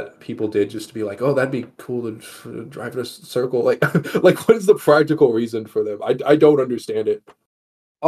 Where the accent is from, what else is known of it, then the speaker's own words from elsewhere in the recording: Texas, United States; now in Las Vegas, United States; I'm from Texas